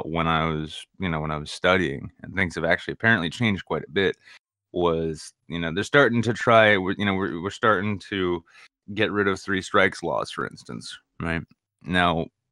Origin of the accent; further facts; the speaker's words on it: New Hampshire, United States; I'm from New Hampshire